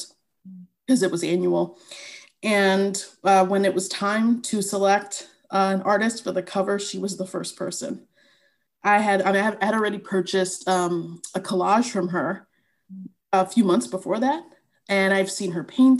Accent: New York City, New York, United States; also born or lived in Haiti (parents); My parents are from Haiti, and I was born in New York and Queens

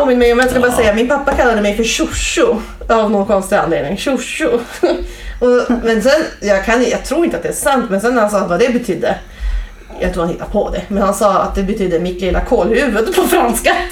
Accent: Umeå, Västerbotten County, Sweden; moved away as an adult; now in Piteå, Sweden; Jag kommer från Umeå

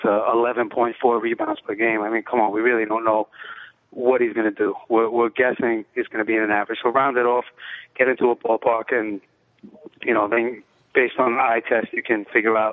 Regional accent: New York City, New York, United States; also born or lived in Bronx / Brooklyn; I was born in the Bronx. Grew up in the Lower East Side, and I've been in Brooklyn

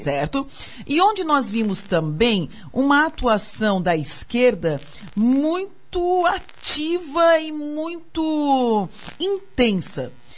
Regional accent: Brazil; also born or lived in Santa Catarina; a gente, como brasileira

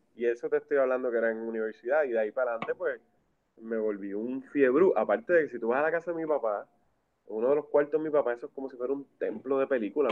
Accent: Puerto Rico; yo soy acá de Macao

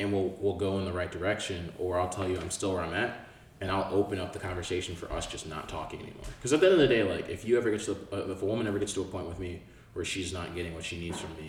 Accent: Nigeria; I'm Nigerian.

